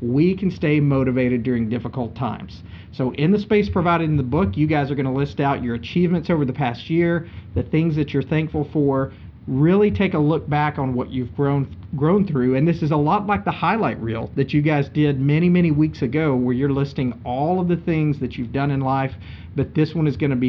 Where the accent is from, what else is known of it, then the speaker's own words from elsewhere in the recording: Linden, Texas, United States; They got offered some land in my tiny town of Linden, Texas, and that's where they stayed. And that's why I'm from Texas